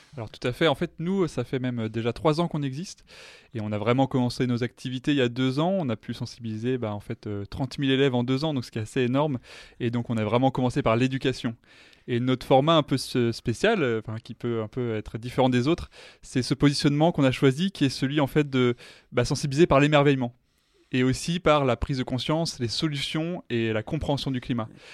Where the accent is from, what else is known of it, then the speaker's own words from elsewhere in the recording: France; en tant que Français